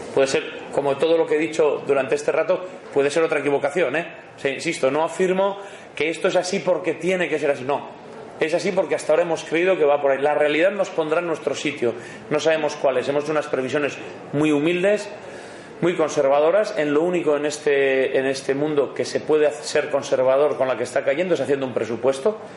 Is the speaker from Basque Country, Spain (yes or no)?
yes; Bilbao, Basque Country, Spain; yo soy de Bilbao, modesto y de Bilbao